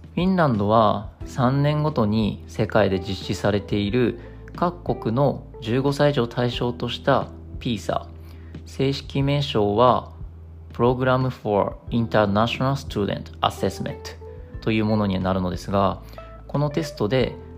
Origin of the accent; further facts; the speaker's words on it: Japan; 我々日本人